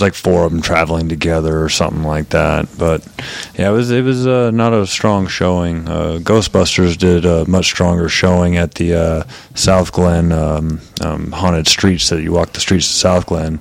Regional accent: Aurora, United States; I'm from Aurora.

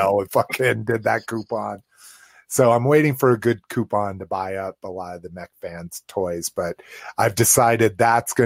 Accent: Las Vegas, New Mexico, United States; my hometown of Las Vegas, New Mexico

